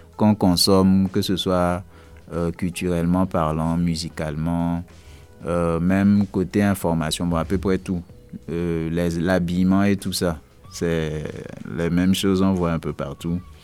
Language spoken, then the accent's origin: French; Togo; je viens du Togo